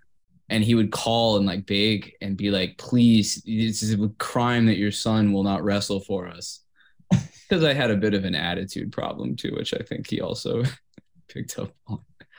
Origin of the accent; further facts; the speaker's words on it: Kansas, United States; Because I'm from Kansas.